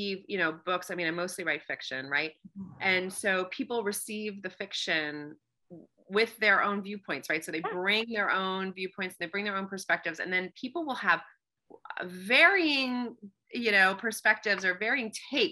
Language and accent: English; Pennsylvania, United States; moved away as an adult; also born or lived in New York / Washington, D.C.; I'm from Pennsylvania